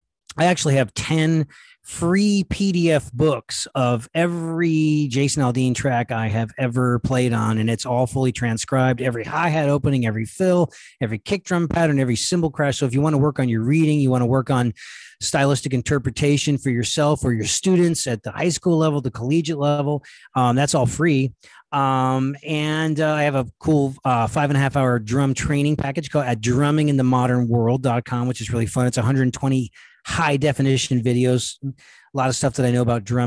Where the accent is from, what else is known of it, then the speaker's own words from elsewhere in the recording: El Paso, Texas, United States; moved away; I grew up in El Paso.